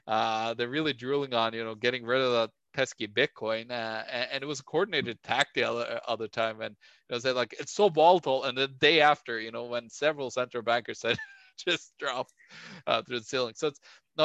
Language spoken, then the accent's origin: English; Norway; moved away; my home country Norway